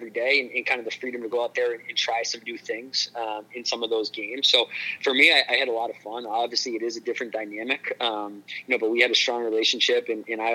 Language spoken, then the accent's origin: English; New Hampshire, United States; in this area of New Hampshire where I was from